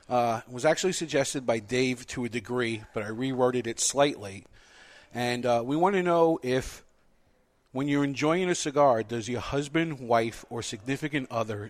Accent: New York, United States; As a New Yorker

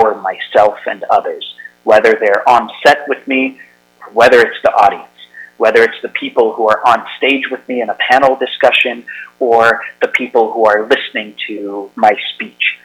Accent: United States; As an American, I'm especially frightened because I live here in America

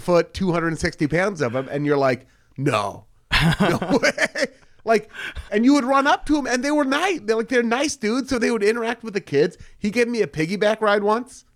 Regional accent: Beaverton, Oregon, United States; I'm from Portland, Oregon. I'm from Beaverton, Oregon, if anyone wants to get really specific, which is a suburb of Portland, Oregon

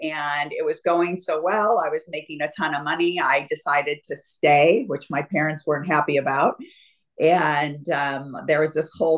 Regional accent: Renton, Washington, United States; moved away as an adult; now in Newport Beach, United States; I'm originally from Renton, Washington, born and raised, and went to school, you know, grew up in Renton.

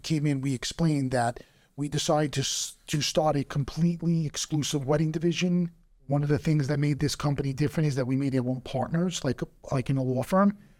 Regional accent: New York, United States; as a New Yorker and as an American

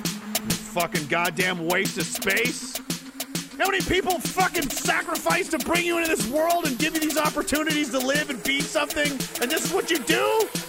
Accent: East Coast, United States; Where is home? Rural East Coast. I'm from East Coast originally, yeah.

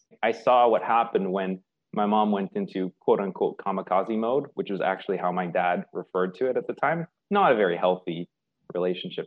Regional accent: Victoria, British Columbia, Canada; I grew up in Victoria, a little on Vancouver Island, a little island off the coast of Vancouver

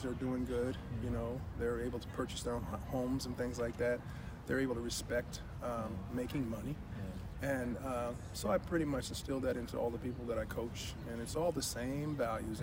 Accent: Santa Barbara, California, United States; I was brought up in Santa Barbara, California

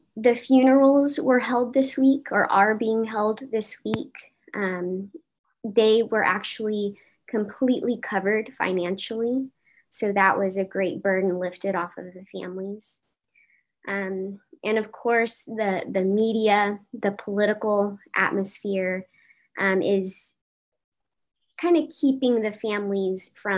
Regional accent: Uvalde, Texas, United States; moved away; I was born and raised in Uvalde, Texas

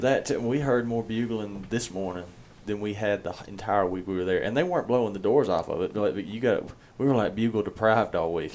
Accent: Mississippi, United States; I'm from Mississippi

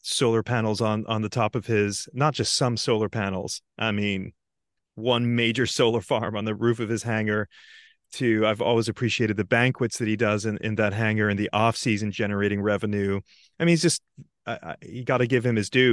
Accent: Antigua & Barbuda; moved away; also born or lived in London; growing up in Antigua

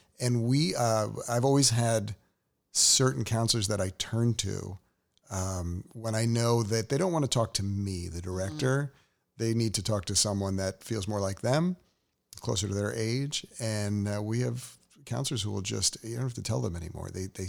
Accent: New York, United States; I'm a New Yorker.

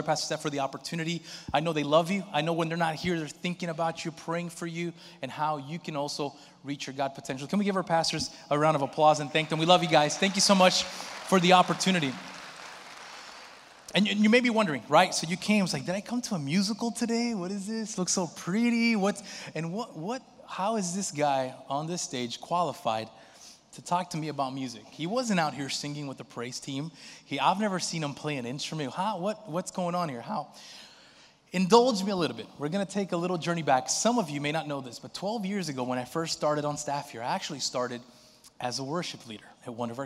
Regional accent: Brazil; moved away; in my home country, in Brazil

